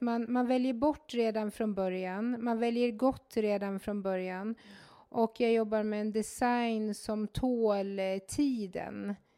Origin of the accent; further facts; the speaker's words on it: Mora, Dalarna County, Sweden; är född och uppvuxen i Mora